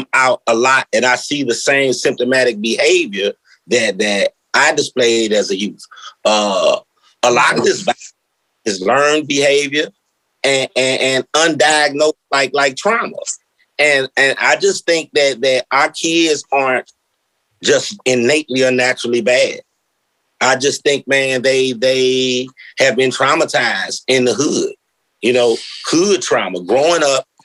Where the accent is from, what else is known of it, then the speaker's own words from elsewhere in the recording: St. Louis, Missouri, United States; I come from North St. Louis.